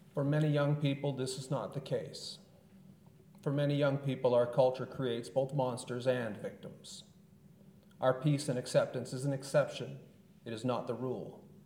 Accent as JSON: {"language": "English", "region": "Southern California", "country": "United States", "tie": "born or raised there", "said": "I was born and raised in Southern California in the 1970s and 80s."}